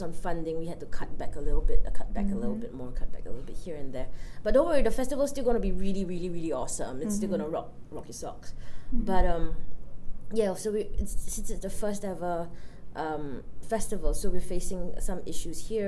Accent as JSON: {"language": "English", "country": "Singapore", "said": "as a Singaporean"}